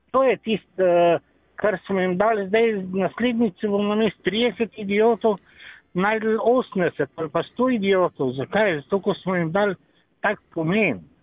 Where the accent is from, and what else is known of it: Slovenia